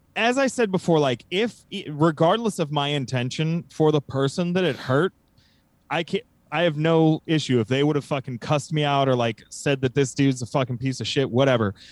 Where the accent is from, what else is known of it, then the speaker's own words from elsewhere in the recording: United States; from America